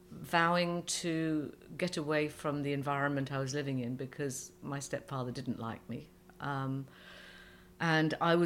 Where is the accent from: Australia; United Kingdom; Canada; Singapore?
United Kingdom; England; first language Persian; English is a second language; also born or lived in Iran; When I arrived in England, when I was about three, I didn't speak a word of English.